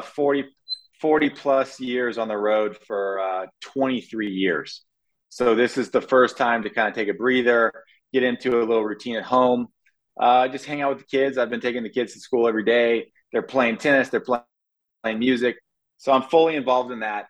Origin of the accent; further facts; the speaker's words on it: California, United States; moved away as an adult; now in Florida, United States; we grew up in California. You know, we're West Coast boys, uh, but I've been living in in Florida for now 12 years